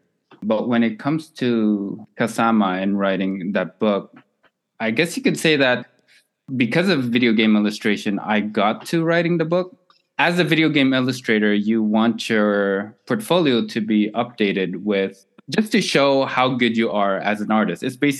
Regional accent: Montreal, Quebec, Canada; born and raised in Montreal, specifically in Côte des Neiges, which is where you have the highest demographic of Filipinos.

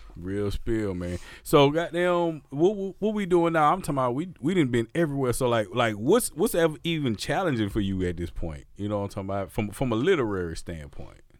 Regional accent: Mississippi, United States; I'm from Mississippi

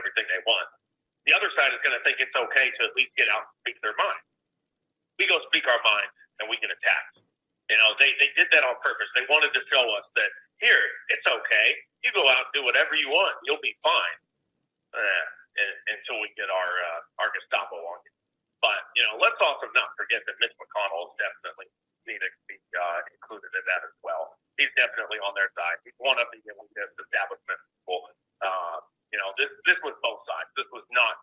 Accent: Texas, United States; I'm from Texas

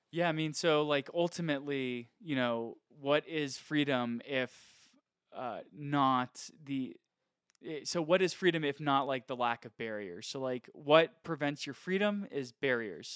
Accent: United States; I, as an American

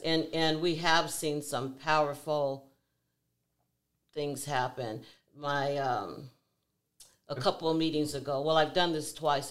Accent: Seattle, Washington, United States; I was born and raised here in Seattle, Washington.

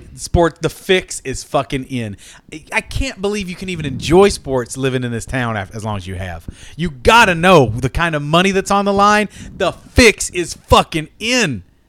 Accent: Kentucky, United States; moved away; I am a Kentucky native, 21 years, born and raised, Kentucky.

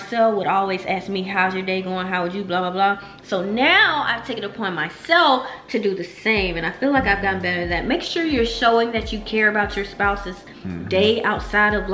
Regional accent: Alabama, United States; Cause I'm from Alabama. My high school was half and half.

